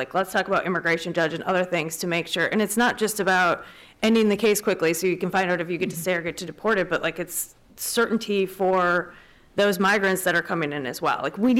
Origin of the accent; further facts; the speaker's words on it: Wisconsin, United States; Like I said, I'm from Wisconsin.